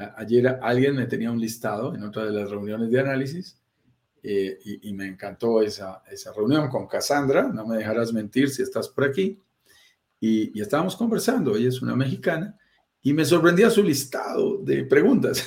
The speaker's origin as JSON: {"language": "Spanish", "country": "Colombia", "also_born_or_lived": "Bogotá, Colombia", "said": "Yo vivo en Bogotá, Colombia, soy colombiano, como tú lo sentirás en mi acento"}